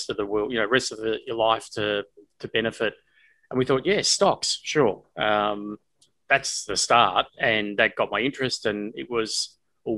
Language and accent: English; Australia; moved away as an adult; also born or lived in United States; coming from Australia at the time, not having a pay TV service where I had five channels